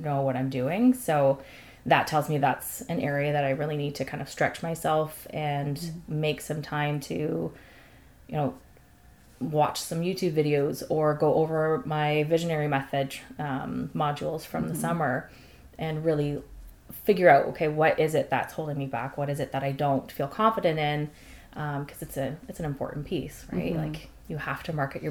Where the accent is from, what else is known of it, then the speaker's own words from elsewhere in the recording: London, Ontario, Canada; I grew up and still live in London, Ontario